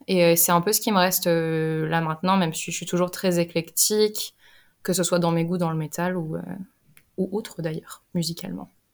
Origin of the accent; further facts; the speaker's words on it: Limoges, Nouvelle-Aquitaine, France; moved away as an adult; now in England, United Kingdom; je viens de Limoges et j'habite en Angleterre depuis maintenant 5 ans